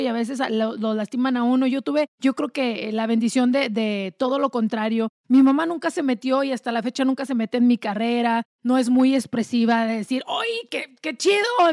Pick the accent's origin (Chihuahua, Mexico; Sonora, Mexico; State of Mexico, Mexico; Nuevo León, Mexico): Chihuahua, Mexico; Delicias; moved away; yo vengo de un rancho allá en pueblito chiquito en Delicia, Chihuahua